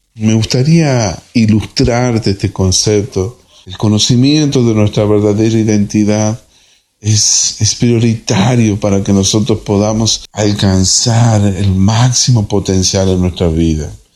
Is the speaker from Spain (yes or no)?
no; Argentina; now in Brazil; soy argentino viviendo en Brasil